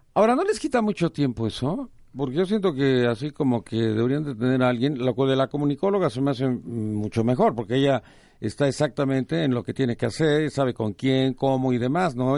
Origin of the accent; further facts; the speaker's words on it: Mexico; como mexicanos